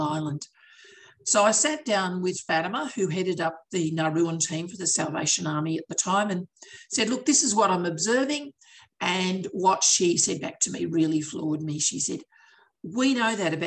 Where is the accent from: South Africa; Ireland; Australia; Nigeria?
Australia; Aussies, we do tend to speak quickly